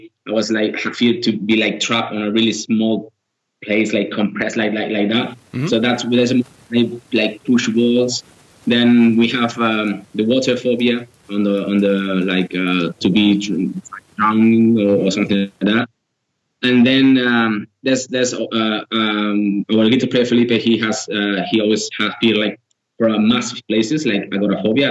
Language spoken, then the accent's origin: English; Girona, Catalonia, Spain; We are from we are from Girona, which is a different area.